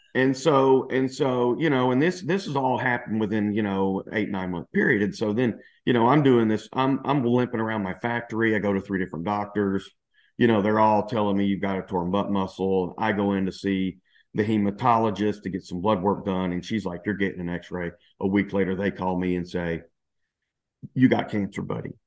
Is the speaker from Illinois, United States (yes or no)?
no; Louisiana, United States; moved away as an adult; also born or lived in Dallas / Spain; now in New Zealand; I'm originally from Louisiana, so I consider myself kind of like, you know, the redneck kind of refined Southern gentleman kind of guy